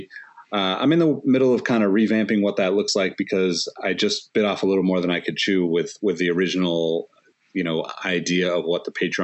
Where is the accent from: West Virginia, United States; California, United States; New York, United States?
California, United States; Sacramento; my hometown of Sacramento